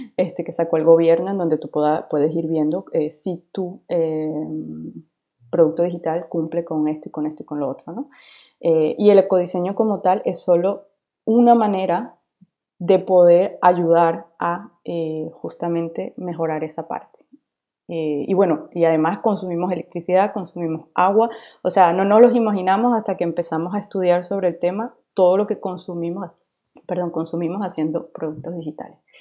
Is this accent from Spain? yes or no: no; Venezuela; now in France; yo soy de Venezuela, pero efectivamente vivo actualmente en Francia